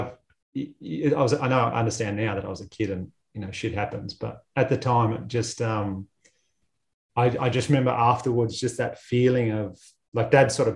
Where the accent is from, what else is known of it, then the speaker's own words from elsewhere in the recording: Batemans Bay, New South Wales, Australia; I grew up in Batemans Bay on the South Coast, and real rugby league heartland.